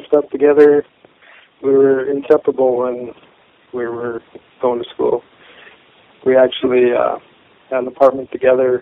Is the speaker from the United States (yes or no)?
yes; Stanley, North Dakota, United States; also born or lived in Epping, North Dakota; I was born in 1959 in Stanley, North Dakota. I played ball on the Epping Eagles basketball team